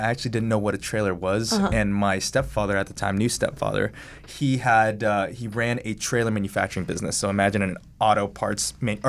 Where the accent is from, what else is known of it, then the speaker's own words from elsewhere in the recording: Dallas, Texas, United States; moved away; I was actually born and raised around the Dallas area, but then I moved over to Houston, lived by cows for a few